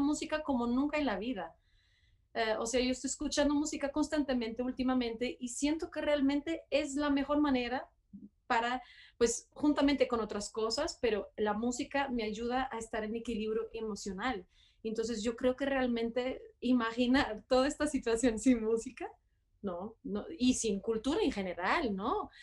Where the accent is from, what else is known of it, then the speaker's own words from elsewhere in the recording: Porto, Norte, Portugal; Spanish is a second language; also born or lived in Barcelona / Boston / Paris / Brussels; now in Bogotá, Colombia; yo soy de Portugal, de Porto, em, pero he viajado mucho, mucho por todo el mundo y viví en muchas ciudades diferentes